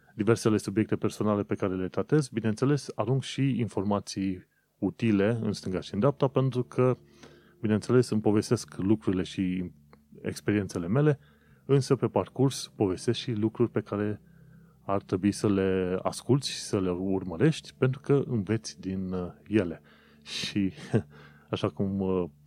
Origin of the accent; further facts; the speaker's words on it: Romania; moved away as an adult; now in London, United Kingdom; am plecat din România